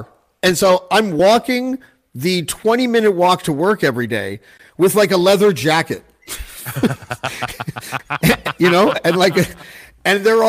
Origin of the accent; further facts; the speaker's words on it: Toronto, Ontario, Canada; I was from Toronto